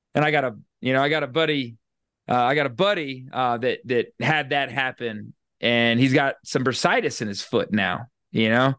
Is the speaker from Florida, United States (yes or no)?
yes; Florida, United States; moved away; also born or lived in Louisiana / Texas / Northeast United States; I grew up in Florida and then lived for a long time in Louisiana and Texas and the Northeast